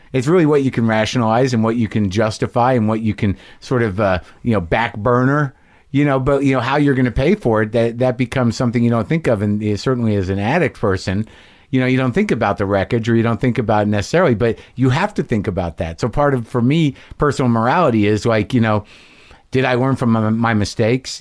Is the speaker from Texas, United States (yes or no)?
no; Albuquerque, New Mexico, United States; moved away; also born or lived in New Jersey; I grew up in Albuquerque